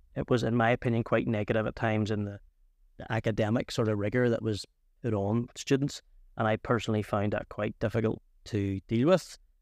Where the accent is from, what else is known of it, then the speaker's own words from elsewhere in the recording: Antrim, Northern Ireland, United Kingdom; I'm originally from Antrim